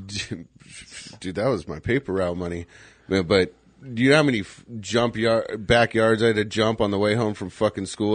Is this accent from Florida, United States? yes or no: no; Scottsdale, Arizona, United States; growing up in Scottsdale